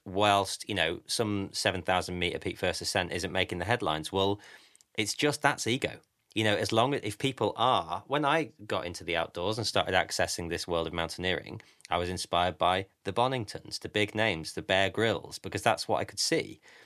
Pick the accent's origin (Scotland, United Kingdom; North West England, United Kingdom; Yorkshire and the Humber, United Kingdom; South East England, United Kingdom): Yorkshire and the Humber, United Kingdom; Grimsby; I'm from Grimsby.